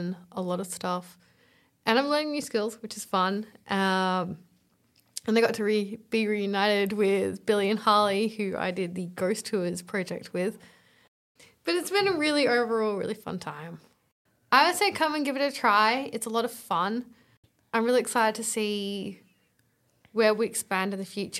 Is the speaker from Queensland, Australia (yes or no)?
no; Mollymook, New South Wales, Australia; I'm from Mullymook Beach